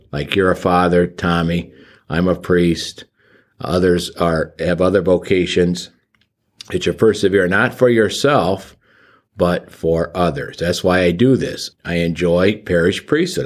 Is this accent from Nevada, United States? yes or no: no; Barberton, Ohio, United States; I'm from Saint Augustine Church in Barberton, Ohio. That was my home parish